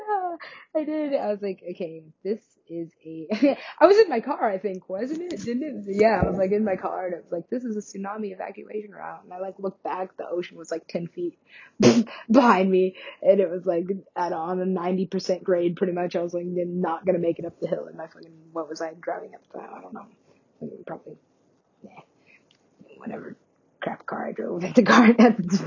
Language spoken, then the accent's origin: English; Alaska, United States; I'm from Alaska.